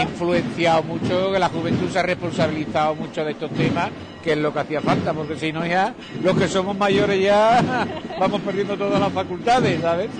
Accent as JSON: {"language": "Spanish", "town": "Seville", "region": "Andalusia", "country": "Spain", "moved": "as an adult", "lives_now": "Huelva, Spain", "said": "Aquí en Huelva ya somos más choqueros que, sevillanos"}